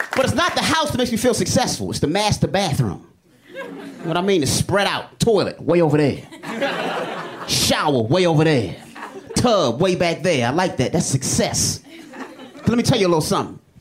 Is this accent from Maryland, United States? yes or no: yes; Baltimore, Maryland, United States; I am from Baltimore.